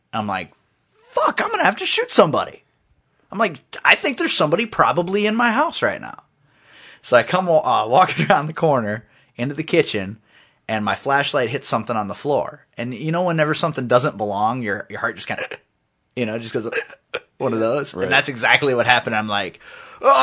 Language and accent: English; United States; being an American